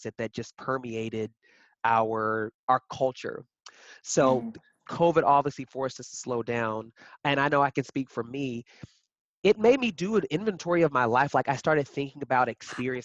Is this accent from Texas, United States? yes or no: yes; Lubbock, Texas, United States; moved away as an adult; also born or lived in Abilene, Texas / Austin, Texas; now in Chicago, United States; born and raised in Texas. I was born in Abilene, and then I grew up in Lubbock. So West Texas, born and raised